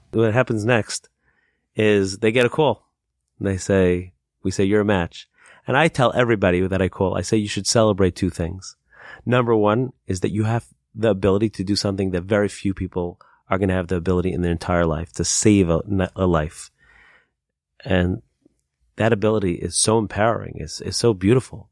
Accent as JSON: {"language": "English", "town": "Lakewood", "region": "New Jersey", "country": "United States", "tie": "born or raised there", "moved": "yes", "said": "my hometown of Lakewood. I used to live in a town called Lakewood in New Jersey."}